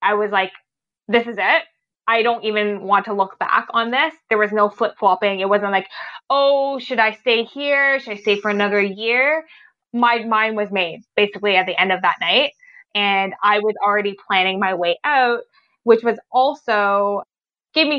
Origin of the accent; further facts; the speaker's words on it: Ottawa, Ontario, Canada; growing up in Ottawa